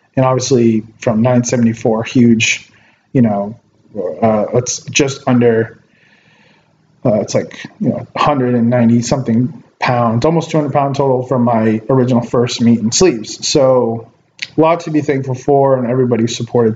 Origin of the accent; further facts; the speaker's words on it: Ventura, California, United States; here in my hometown of Ventura